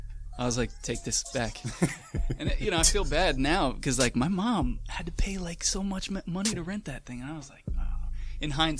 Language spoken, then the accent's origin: English; Manahawkin, New Jersey, United States; Manahawkin is the name. It's the mainland of Long Beach Island.